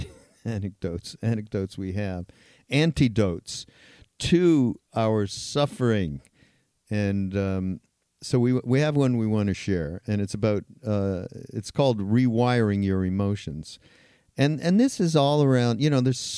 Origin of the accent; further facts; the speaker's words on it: Canada; I'm Canadian